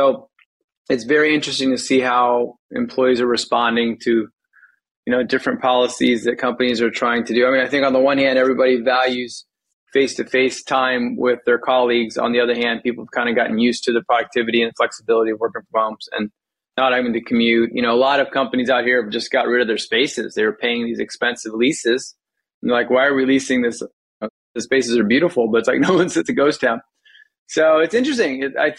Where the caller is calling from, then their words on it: Silicon Valley, California, United States; I am calling in from Silicon Valley, California, where I've lived for quite some time now.